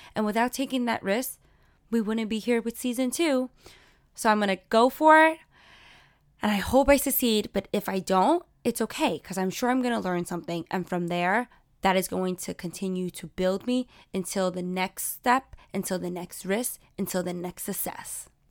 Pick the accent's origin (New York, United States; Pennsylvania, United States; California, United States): New York, United States; New York City; I grew up in Sunset Park, but I'm also on the cusp of Borough Park